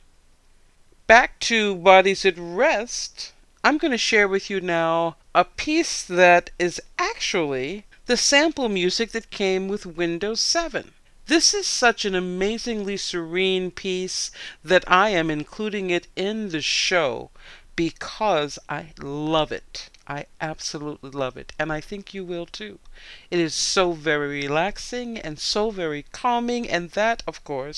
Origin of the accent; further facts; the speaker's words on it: Philadelphia, Pennsylvania, United States; in Philadelphia, Pennsylvania, my hometown